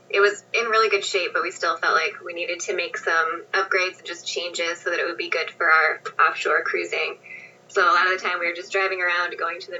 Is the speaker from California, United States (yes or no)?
no; Colorado, United States; moved away as an adult; upstate New York originally for me. And I'm from Colorado, which is where … and I met.